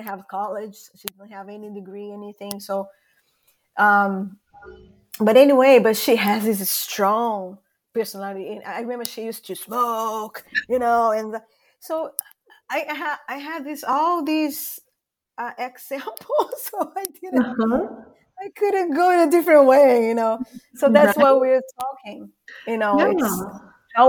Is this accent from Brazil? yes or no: yes; Brazil; English is a second language; moved away; I'm from Brazil, as you guys would have probably noticed my accent.